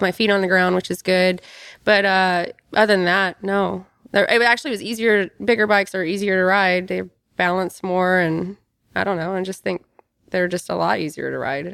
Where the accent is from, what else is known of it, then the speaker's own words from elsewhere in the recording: Kentucky, United States; I grew up tomboy in Kentucky